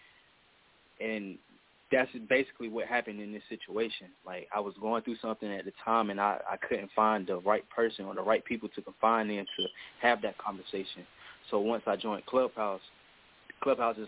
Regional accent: Durham, North Carolina, United States; I'm from Durham, North Carolina. Durham, North Carolina, the 919 Bull City

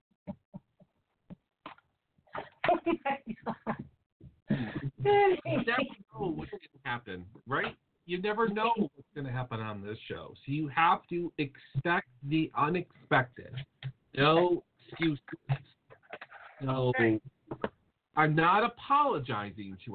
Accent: Connecticut, United States; I'm from Connecticut

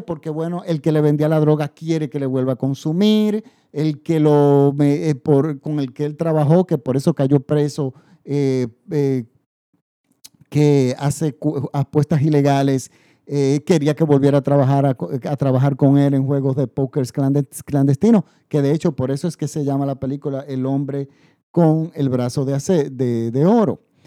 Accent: Dominican Republic; mi país. En República Dominicana

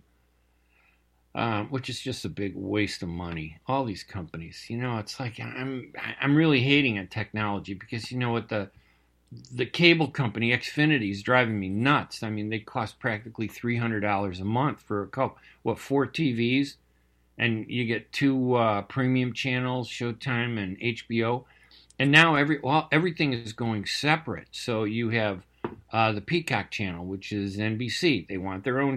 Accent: United States; being Arab American is exactly that, American

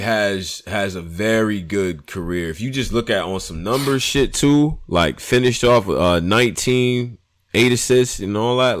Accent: Rochester, New York, United States; I'm from Rochester, New York, man. Shout out to Rochester.

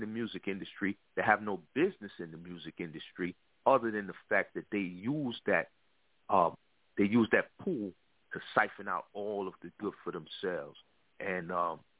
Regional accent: New York City, New York, United States; I'm from the East Coast, of course. I'm from Brooklyn, New York.

